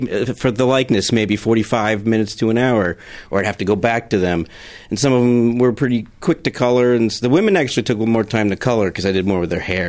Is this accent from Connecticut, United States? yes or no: no; Rockaway, New Jersey, United States; Coast. Rockaway, New Jersey.